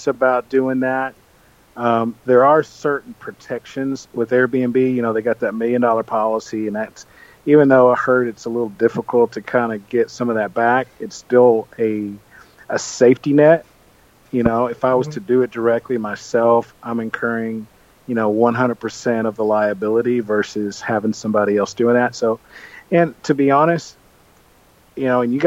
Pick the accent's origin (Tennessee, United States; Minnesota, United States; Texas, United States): Tennessee, United States; West; I grew up in West Tennessee, about 15 minutes from the Mississippi border and 25 minutes from the Alabama border